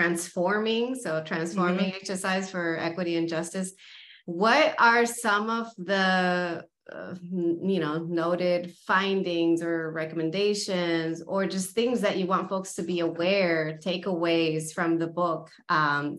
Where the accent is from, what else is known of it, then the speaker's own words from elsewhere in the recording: the San Fernando Valley, California, United States; I'm from the Valley. I know CSUN. I grew up in a predominantly brown community.